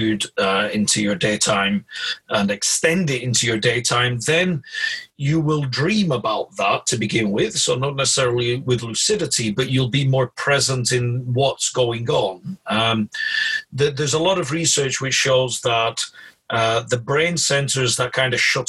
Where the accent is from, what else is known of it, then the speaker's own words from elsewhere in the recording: Blackburn, North West England, United Kingdom; I was born in Blackburn in Lancashire, so this is the curse of growing up in that area